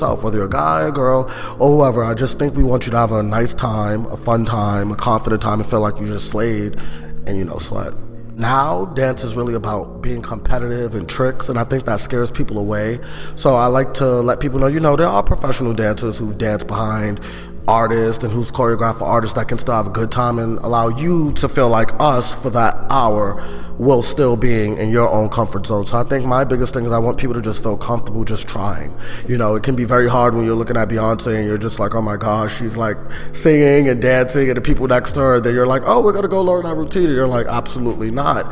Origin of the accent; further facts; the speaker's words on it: New York City, New York, United States; I was born and raised in Brooklyn, New York